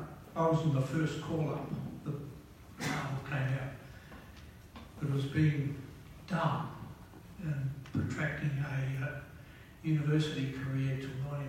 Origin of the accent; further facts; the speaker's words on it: Whyalla, South Australia, Australia; I grew up in Wyala.